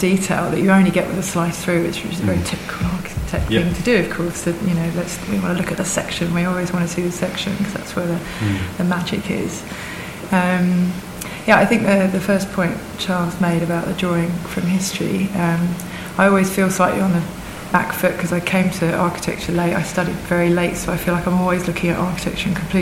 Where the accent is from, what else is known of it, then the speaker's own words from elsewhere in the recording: Essex, East of England, United Kingdom; we're both from Essex